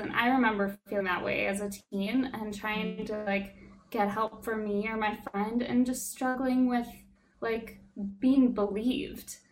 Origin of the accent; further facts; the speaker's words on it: Alaska, United States; moved away; someone who was born and raised in Alaska